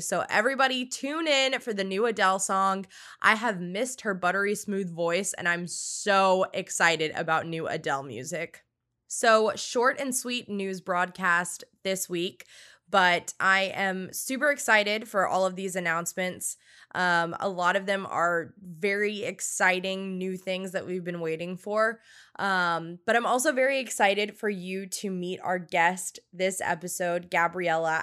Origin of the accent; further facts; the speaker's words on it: Louisiana, United States; now in Orlando, United States; I am from Louisiana